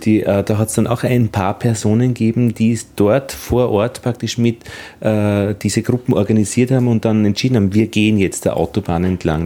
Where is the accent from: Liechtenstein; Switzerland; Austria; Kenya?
Austria; Altheim, Upper Austria; ich bin in Oberösterreich, in Altheim aufgewachsen